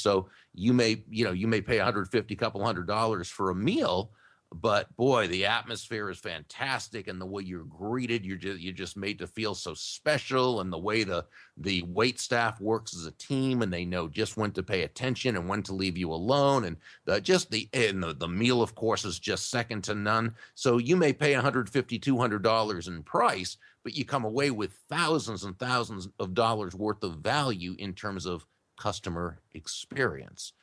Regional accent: Massachusetts, United States; now in Jupiter, United States; I I grew up in Massachusetts

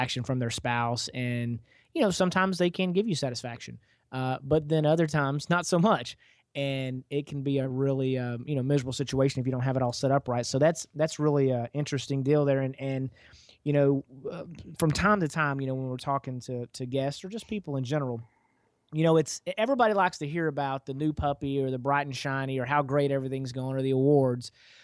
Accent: East Texas, United States; I'm fortunate enough to be from Texas, and I grew up out in East Texas

